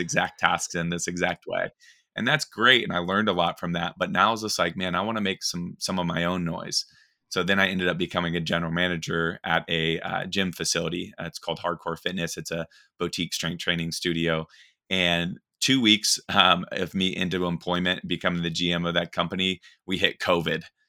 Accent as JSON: {"language": "English", "town": "Black Forest", "region": "Colorado", "country": "United States", "tie": "born or raised there", "moved": "yes", "said": "I actually grew up in a place called Black Forest, Colorado. It's in, just outside of Colorado Springs."}